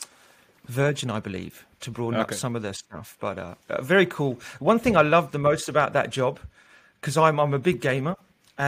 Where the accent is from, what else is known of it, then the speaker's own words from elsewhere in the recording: Australia; also born or lived in London, United Kingdom; now in Amsterdam, Netherlands; I do identify as an English guy, but I'm Australian